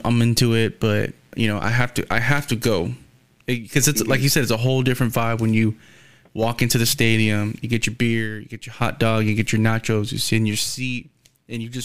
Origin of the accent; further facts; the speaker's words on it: Texas, United States; I'm Texan